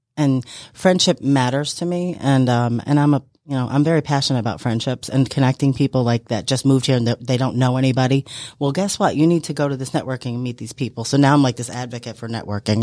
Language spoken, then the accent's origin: English; New York, United States; moved away as an adult; now in Georgia, United States; I am from New York